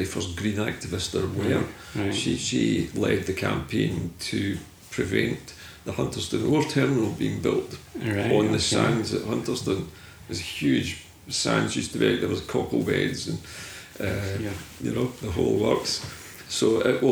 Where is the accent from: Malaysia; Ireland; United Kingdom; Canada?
United Kingdom; Fairlie, Scotland; also born or lived in West End, Glasgow; my father took us down to live in Fairleigh, down near Largs on the Clyde Coast. Wee tiny fishing village, just on the seaside. And I grew up there.